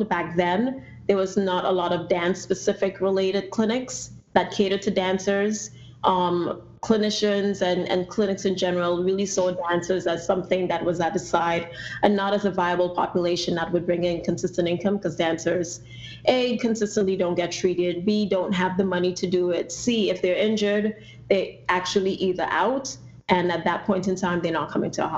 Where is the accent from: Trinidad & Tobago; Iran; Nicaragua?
Trinidad & Tobago; moved away as an adult; now in United States; If you do detect an accent, I'm originally from Trinidad and Tobago